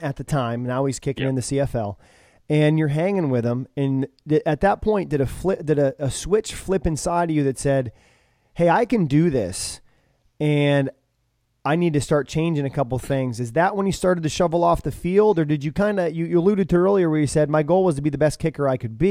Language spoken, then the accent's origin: English; Williamstown, Massachusetts, United States; I grew up in Williamstown, Massachusetts, probably about an hour and a half away from Albany, New York.